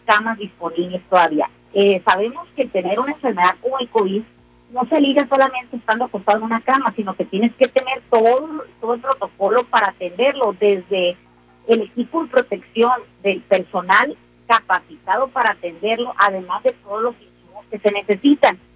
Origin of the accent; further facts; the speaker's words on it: Sinaloa, Mexico; somos los sinaloenses, así hechos para adelante y atrabancados